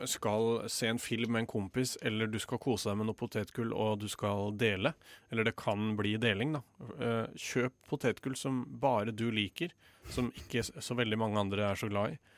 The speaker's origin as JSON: {"language": "Norwegian", "town": "Stavanger", "region": "Rogaland", "country": "Norway", "said": "Jeg er fra Stavanger òg."}